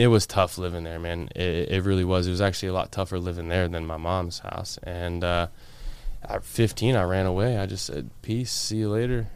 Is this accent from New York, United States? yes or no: no; Florida, United States; also born or lived in Washington State; I moved here when I was, like, eight, nine years old